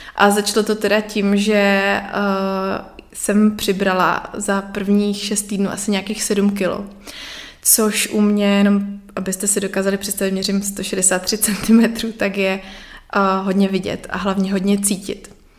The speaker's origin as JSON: {"language": "Czech", "town": "Nový Jičín", "region": "Moravian-Silesian Region", "country": "Czechia", "said": "Já pocházím z Nového Jičína, mm-hmm. což je na Moravě."}